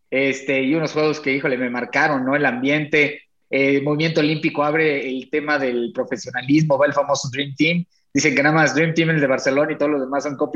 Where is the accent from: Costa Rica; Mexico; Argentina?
Mexico; las porras, pues como somos los mexicanos, ¿no?